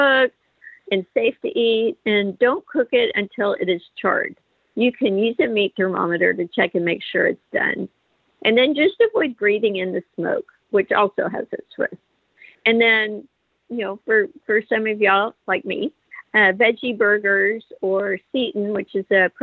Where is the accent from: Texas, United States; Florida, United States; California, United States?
Texas, United States; I'm from Texas